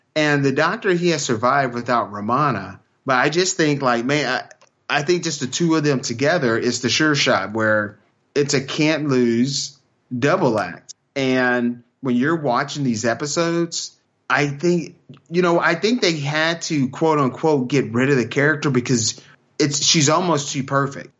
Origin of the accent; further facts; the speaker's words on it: Texas, United States; I'm from Texas